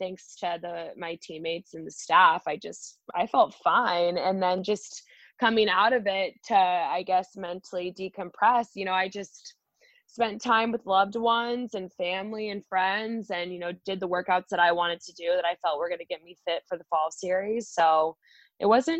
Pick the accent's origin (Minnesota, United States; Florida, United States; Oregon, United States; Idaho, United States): Idaho, United States; moved away as an adult; also born or lived in Chicago / Houston; now in Tacoma, United States; I'm from Idaho, so I'm used to having hills and mountains